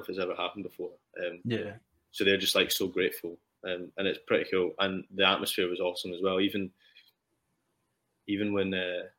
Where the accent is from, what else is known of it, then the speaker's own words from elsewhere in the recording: Scotland, United Kingdom; I'm Scottish